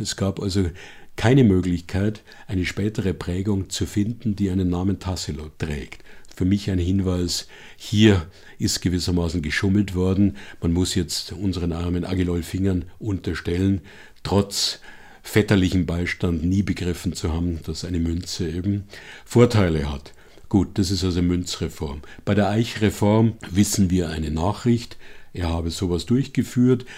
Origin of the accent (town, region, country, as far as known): Bavaria, Germany; born or raised there